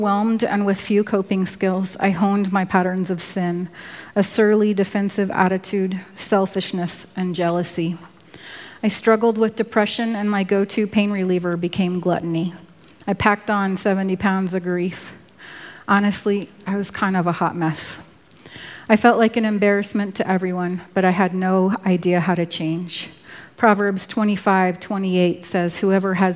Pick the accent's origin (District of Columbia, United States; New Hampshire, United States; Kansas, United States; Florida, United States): District of Columbia, United States; Washington; moved away as an adult; also born or lived in Virginia / Oregon; I was born in Washington, D.C.